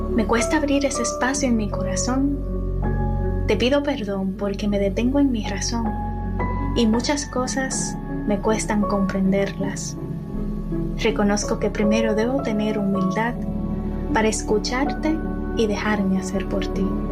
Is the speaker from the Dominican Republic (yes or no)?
yes; Dominican Republic; moved away as an adult; soy de República Dominicana